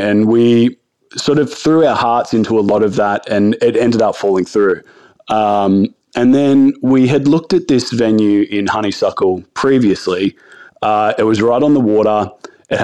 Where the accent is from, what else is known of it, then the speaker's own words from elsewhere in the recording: Branxton, New South Wales, Australia; And growing up, I grew up in like small country town. I grew up in Brankston. I went to high school in Singleton.